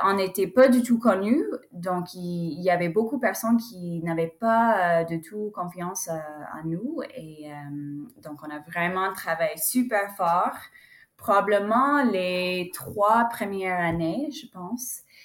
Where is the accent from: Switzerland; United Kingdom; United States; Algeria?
United States; French is a second language; je suis américaine. Donc, j'ai grandi euh, ici en Amérique